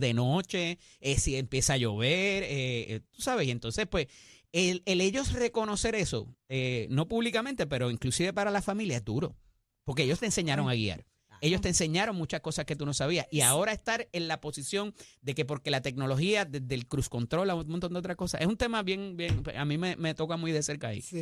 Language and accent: Spanish; San Juan, Puerto Rico; also born or lived in Midwest, United States; yo me crié en Santurce también